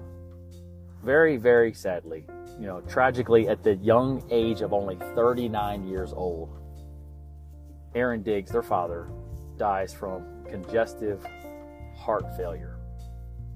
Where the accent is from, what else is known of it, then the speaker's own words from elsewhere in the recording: Baltimore, Maryland, United States; I'm a Maryland guy, I was born in Baltimore.